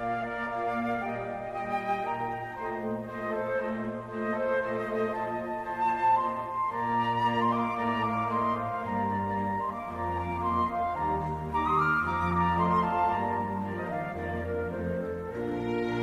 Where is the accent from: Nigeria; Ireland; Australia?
Ireland; we're Irish